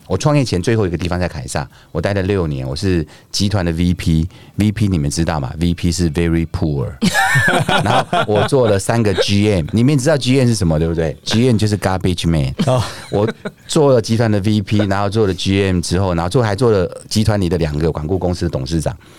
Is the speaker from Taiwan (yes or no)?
yes; Taichung, Taiwan; 我是来自台中的马来西亚人。